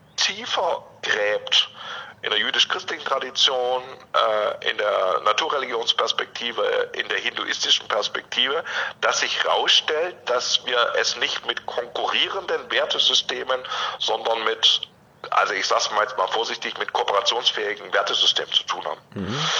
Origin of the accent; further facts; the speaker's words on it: near Stuttgart, Baden-Württemberg, Germany; now in Leipzig, Germany; ich komme ursprünglich aus der Nähe von Stuttgart, ähm, also ich bin in einem kirchlich äh, oder auch durchaus in einem ökologischen Kontext aufgewachsen